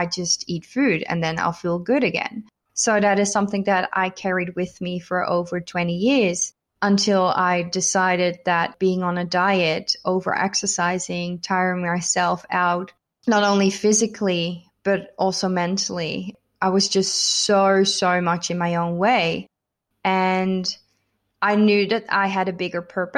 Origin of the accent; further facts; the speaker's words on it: Netherlands; also born or lived in United States; now in Melbourne, Australia; I'm originally from the Netherlands, so I've kind of been all over